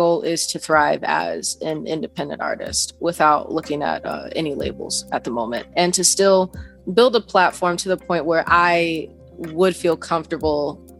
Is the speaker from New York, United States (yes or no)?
no; Dallas, Texas, United States; I am 21. I'm originally from Dallas, Texas